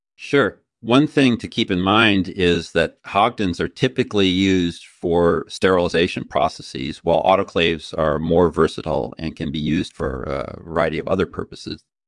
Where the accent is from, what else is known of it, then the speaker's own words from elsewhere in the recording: Utah, United States; I grew up in Utah, majoring in chemistry, uh, at Brigham Young University